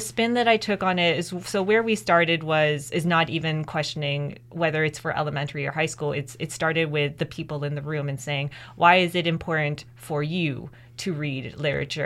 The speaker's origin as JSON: {"language": "English", "town": "Mississauga", "region": "Ontario", "country": "Canada", "tie": "born or raised there", "first_language": "English", "lives_now": "Kingston, Canada", "said": "I'm the first person in my immediate family who was born in Canada"}